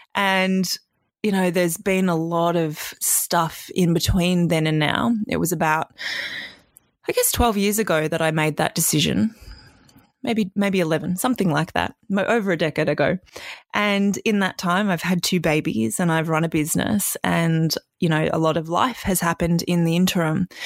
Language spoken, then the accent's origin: English; Australia; also born or lived in Canada; we moved from Canada to Australia when I was six